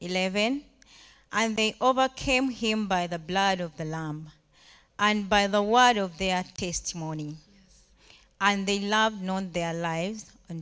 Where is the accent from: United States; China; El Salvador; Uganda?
Uganda; moved away as an adult; now in Rome, Italy; I'm from Uganda, East Africa.